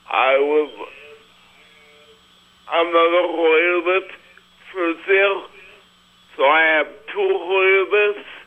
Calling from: Saranac, New York, United States; I'm calling from Saranac.

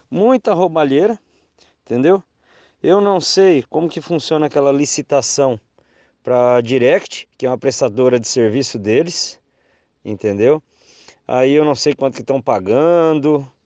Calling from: Londrina, Paraná, Brazil; eu sou aqui de Londrina.

